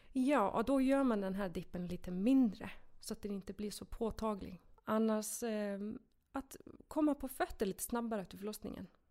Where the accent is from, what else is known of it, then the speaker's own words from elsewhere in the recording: Iceland; Swedish is a second language; moved away as an adult; now in Sweden; Jag är en enkel islänning som eh, kom till Sverige när jag var 18.